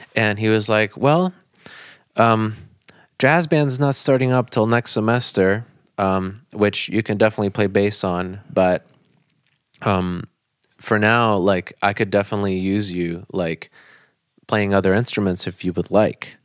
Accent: Naples, Florida, United States; also born or lived in Bonita Springs, Florida; I, I moved from Naples to, to Bonita Springs, which is in a different county. So then I Um, I went to high school up there

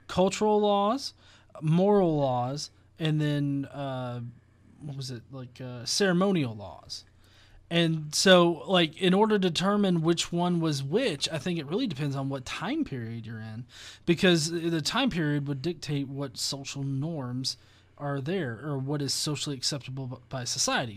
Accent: the American South, United States; as a Southerner

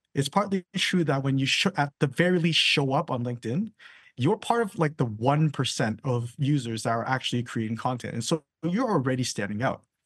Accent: Canada; now in London, United Kingdom; I'm from Canada

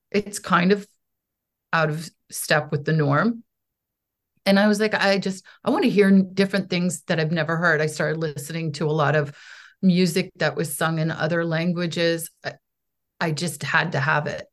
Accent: United States; also born or lived in Poland; I am an American artist

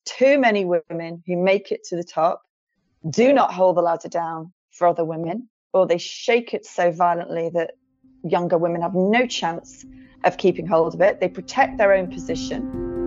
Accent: near Liverpool, North West England, United Kingdom; I was born near Liverpool

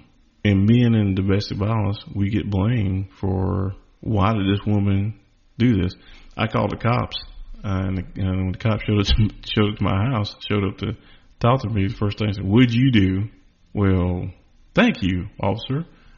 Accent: the South, United States; Well, number one, I'm from the South and I'm not trying to beat women.

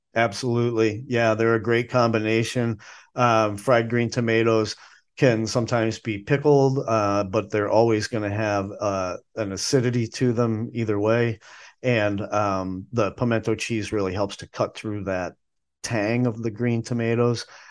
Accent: the North, United States; now in Asheville, United States; I grew up up north

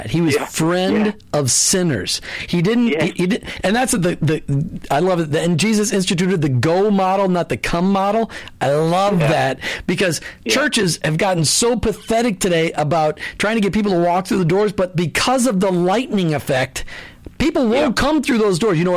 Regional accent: Minneapolis, Minnesota, United States; I grew up in Minneapolis, and uh, a lot of the Lutheran churches had it, a lot of the Catholic churches had it

